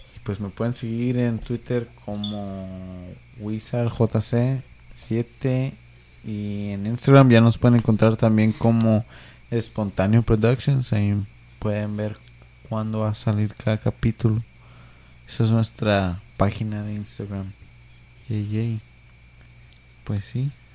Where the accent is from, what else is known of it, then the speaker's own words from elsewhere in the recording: Mexico; Yo soy mexicano